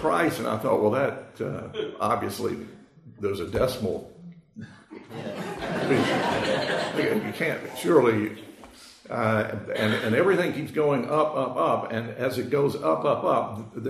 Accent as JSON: {"language": "English", "country": "United States", "said": "we are born and raised in America in the 21st century"}